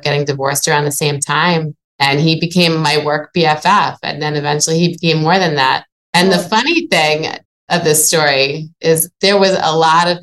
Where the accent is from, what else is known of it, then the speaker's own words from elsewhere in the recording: Long Island, New York, United States; moved away as an adult; also born or lived in New Orleans, Louisiana; now in Boston, United States; I grew up in New York in a little tiny place called Long Island.